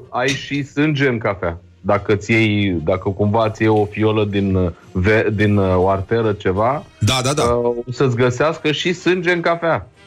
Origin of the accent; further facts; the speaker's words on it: Moldavia, Romania; Păi, eu sunt moldovean, recunosc asta.